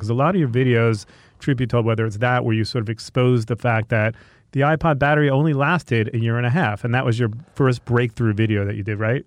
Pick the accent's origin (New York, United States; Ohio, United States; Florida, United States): New York, United States; Long Island, Five Towns; moved away as an adult; now in Los Angeles, United States; from Long Island